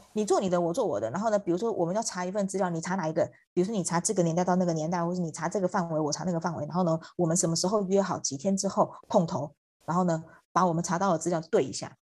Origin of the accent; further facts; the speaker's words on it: Taiwan; moved away as an adult; also born or lived in Hangzhou / Beijing / New York / Hong Kong; 因为我在台湾算是骨架大的 的人呢，就是我的身高大概一米，一百六十几公分，在台湾算是比较高的女生